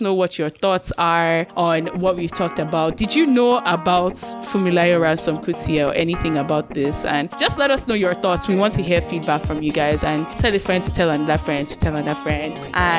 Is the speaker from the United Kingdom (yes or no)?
yes; United Kingdom; I'm British.